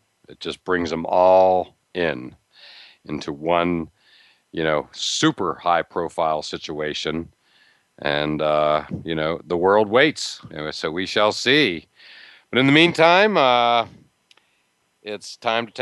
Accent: near Pittsburgh, Pennsylvania, United States; now in Massachusetts, United States; I grew up near Pittsburgh

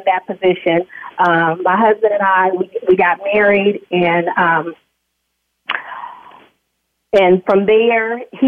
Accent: Bakersfield, California, United States; moved away as an adult; also born or lived in Los Angeles; I was born and raised there in Bakersfield

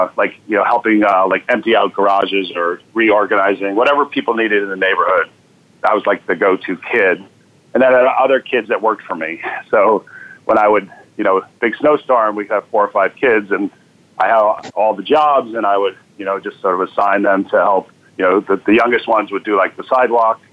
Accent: Connecticut, United States; also born or lived in New Jersey / Syracuse, New York; now in Boston, United States; So I was born in Boston, and 5 days later, moved down to Connecticut, where I grew up, then New Jersey

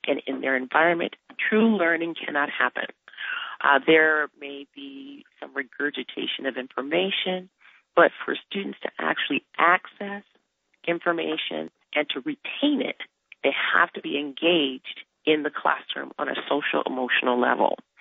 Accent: Detroit, Michigan, United States; I grew up in Detroit, and our parents made sure we went to the best institutions, the best schools in Detroit

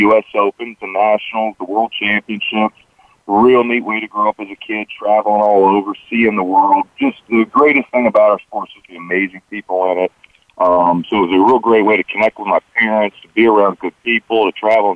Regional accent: Washington, North Carolina, United States; I grew up in Washington, North Carolina

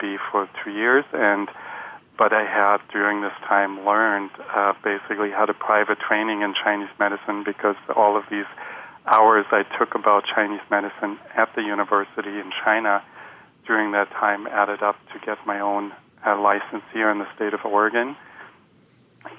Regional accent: Germany; moved away as an adult; also born or lived in Chicago; I was born in Germany into a family of German MDs

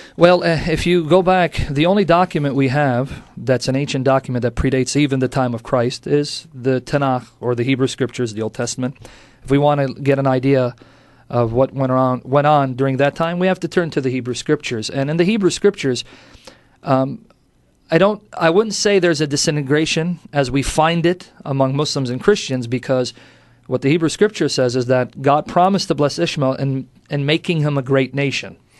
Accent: United States; also born or lived in Kuwait / Iraq; I grew up in America

